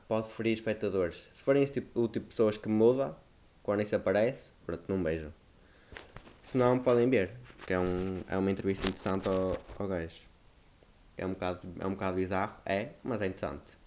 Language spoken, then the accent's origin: Portuguese; Northern Portugal, Portugal; accent: northern; tenho reparado que o meu sotaque afinal é mais do norte do que o que eu achava